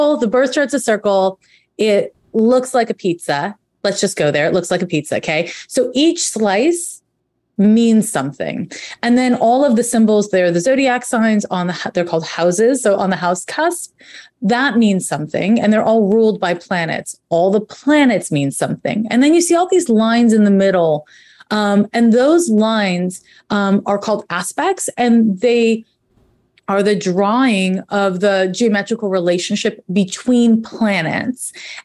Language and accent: English; Montreal, Quebec, Canada; moved away as an adult; I'm originally from Montreal, Quebec, and we have a different school system there.